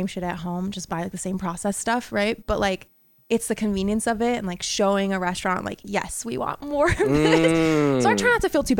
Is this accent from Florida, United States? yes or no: no; New York, United States; I'm from New York